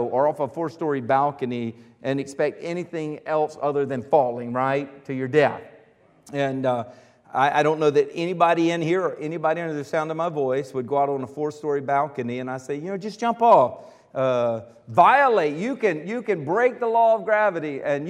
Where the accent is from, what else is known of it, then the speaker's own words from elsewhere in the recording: United States; I'm from America. I was born here in America